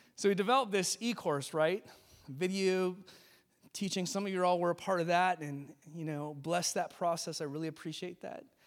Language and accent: English; California, United States; moved away; I grew up in California